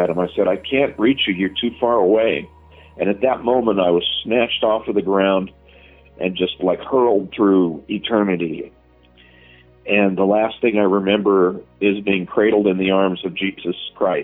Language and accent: English; Southern California, United States; I grew up in Southern California, and my dad was a police officer